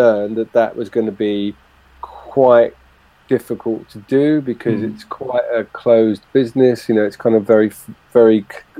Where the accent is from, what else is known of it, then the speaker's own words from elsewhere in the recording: London, United Kingdom; born there; Hammersmith Hospital, yeah.